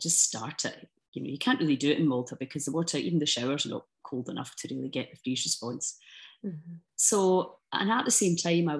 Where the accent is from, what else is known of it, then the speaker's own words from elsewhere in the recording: Scotland, United Kingdom; I love being Scottish. I love the Scottish people